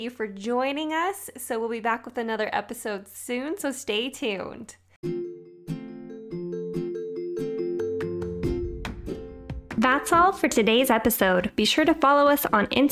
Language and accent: English; Salt Lake City, Utah, United States; my hometown of Salt Lake